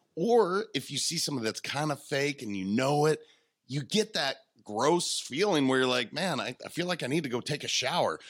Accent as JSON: {"language": "English", "region": "Montana", "country": "United States", "said": "I'm a kid from Montana."}